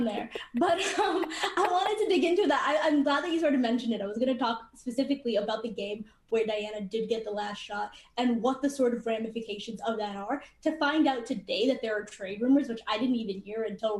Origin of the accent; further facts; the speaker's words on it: Canada; I'm Canadian